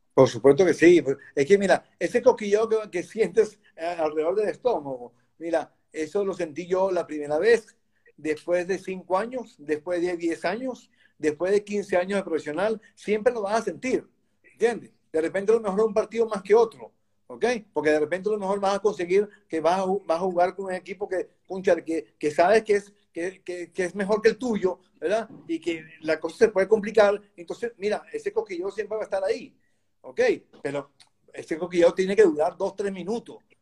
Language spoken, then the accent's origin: Spanish; Caracas, Capital District, Venezuela; moved away as an adult; now in Valencia, Spain; yo vivía en Caracas, nací en Caracas, en Venezuela